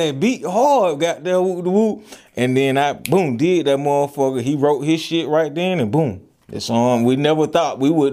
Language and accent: English; Atlanta, Georgia, United States; I'm from Atlanta